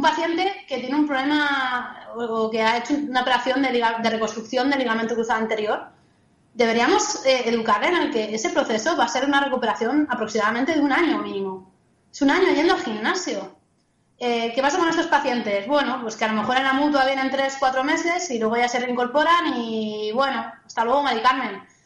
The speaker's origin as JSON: {"language": "Spanish", "country": "Spain", "said": "soy fisio de España"}